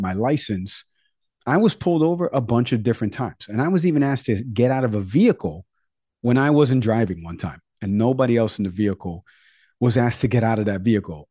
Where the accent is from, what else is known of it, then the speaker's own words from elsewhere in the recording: New York City, New York, United States; moved away; also born or lived in Westchester County, New York; growing up in the Bronx, before I moved to Westchester County